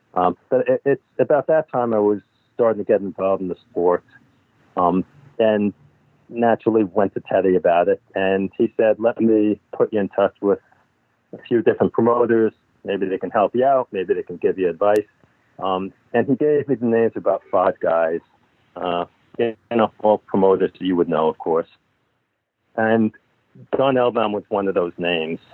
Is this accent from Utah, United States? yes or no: no; Amherst, Massachusetts, United States; I grew up in Amherst, Massachusetts.